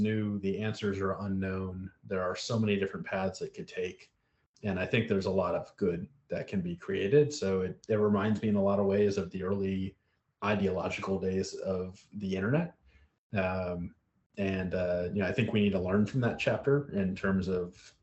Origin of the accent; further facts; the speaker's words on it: South Florida, United States; I grew up mostly in South Florida